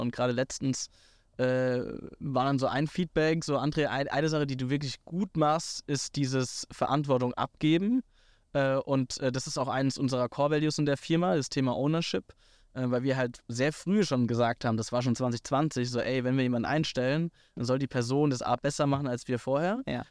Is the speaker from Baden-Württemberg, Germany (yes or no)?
yes; Hockenheim, Baden-Württemberg, Germany; ich komme aus Hockenheim, aus der, aus der Formel 1-Stadt äh, äh, Deutschlands